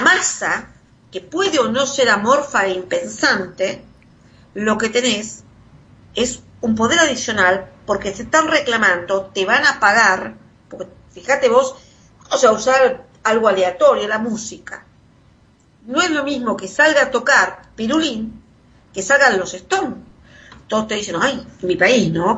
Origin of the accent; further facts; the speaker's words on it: Argentina; Pasamos por eso los argentinos